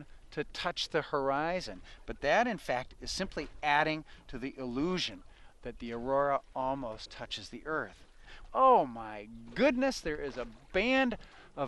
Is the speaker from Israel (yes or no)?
no; Wisconsin, United States; moved away; when I was growing up in Wisconsin